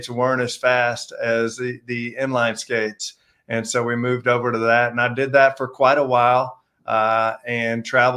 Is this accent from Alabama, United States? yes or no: no; Houston, Texas, United States; moved away; I'm from Houston, Texas.